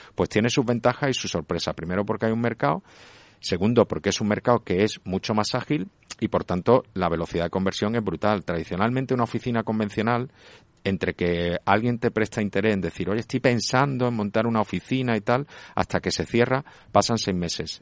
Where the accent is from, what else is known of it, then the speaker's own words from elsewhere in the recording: Málaga, Andalusia, Spain; yo soy de Málaga